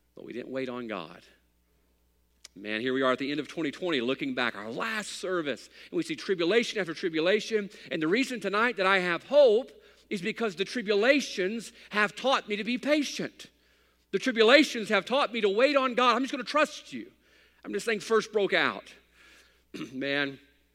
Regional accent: United States; I'm an American

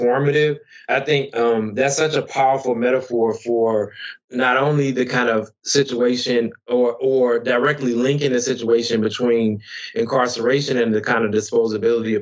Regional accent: Tappahannock, Virginia, United States; my hometown in Tappahannock, Virginia

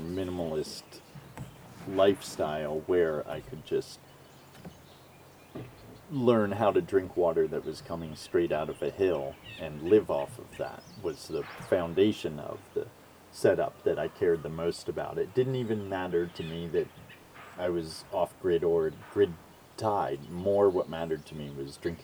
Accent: Northeast, United States; moved away as an adult; also born or lived in Pocahontas County, West Virginia; as a kid growing up in the Northeast

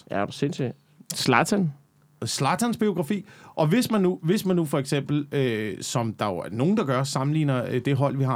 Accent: Central Denmark Region, Denmark; man banner ret meget på Midtjylland. Ja. I hvert fald det der område, hvor jeg voksede op i, der banner ja. man.

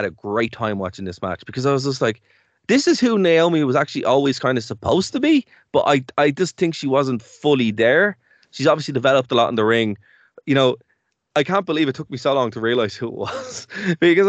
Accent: Ireland; we're Irish

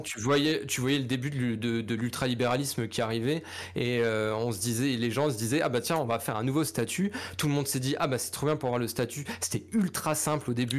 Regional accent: Lorraine, Grand Est, France; also born or lived in Paris; quand je suis rentré de Paris en Lorraine

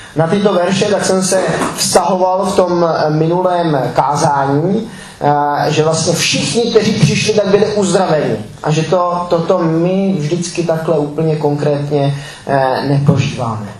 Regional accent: Czechia; jako Češi

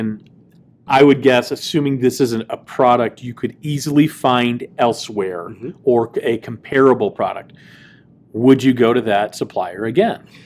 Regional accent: Dallas, Texas, United States; I grew up in Dallas

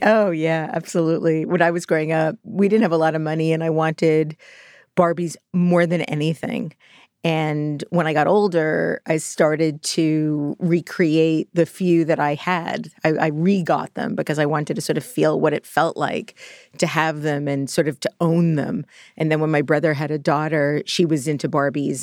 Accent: New York City, New York, United States; I was born in Borough Park, Brooklyn

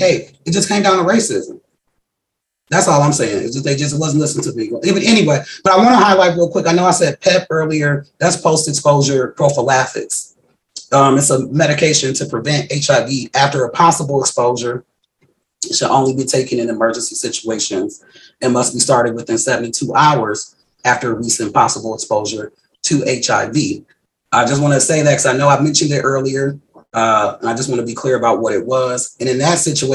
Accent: Wisconsin, United States; I'm from Wisconsin

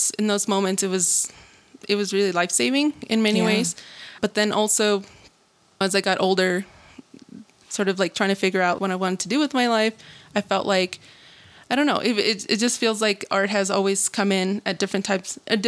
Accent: Denver, Colorado, United States; also born or lived in Luis Moya, Zacatecas, Mexico / Hays, Kansas; I am originally from Luis Moya, Zacatecas, and my family and I migrated to the U.S. in the early 2000s when I was 7 years old. And I was raised for most of my life in Denver

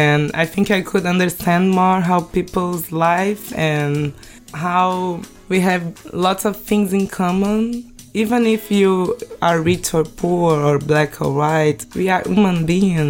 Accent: Rio de Janeiro, Brazil; English is a second language; I born in Rio

